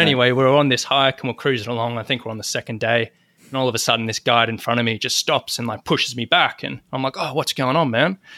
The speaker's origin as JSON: {"language": "English", "town": "Sydney", "region": "New South Wales", "country": "Australia", "said": "I'm from Sydney, Australia"}